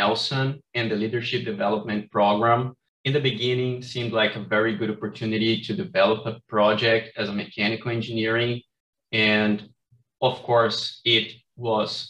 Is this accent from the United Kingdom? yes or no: no; Brazil; now in Carbondale, United States; I'm from Brazil